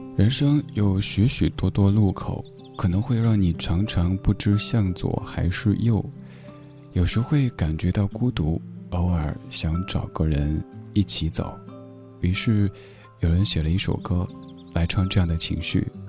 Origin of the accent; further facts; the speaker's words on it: China; 我们中国人